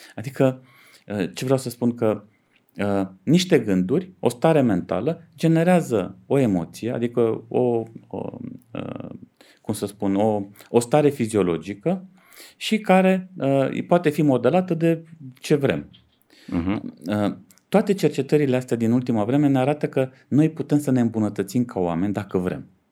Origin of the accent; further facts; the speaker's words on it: Dej, Cluj County, Romania; sunt din Dej